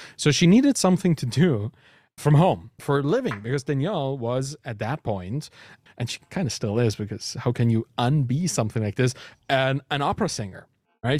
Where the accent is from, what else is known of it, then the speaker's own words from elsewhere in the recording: Dresden, Saxony, Germany; first language German; English is a second language; moved away as an adult; also born or lived in Berlin, Germany / Canada; I moved to Berlin from Dresden, my hometown, in Saxony, in Germany.